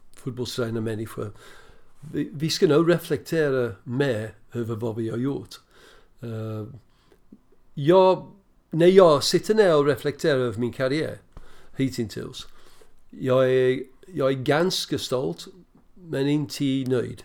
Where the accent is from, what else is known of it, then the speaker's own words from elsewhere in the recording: Birmingham, West Midlands, United Kingdom; Swedish is a second language; also born or lived in Preston; now in Sweden; jag växte upp ja, på Villa Park i stort sett